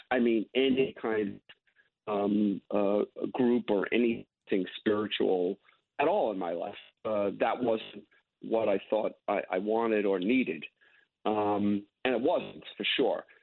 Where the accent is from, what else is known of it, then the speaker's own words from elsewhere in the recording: New York, United States; I had a really um, very upbringing. I grew up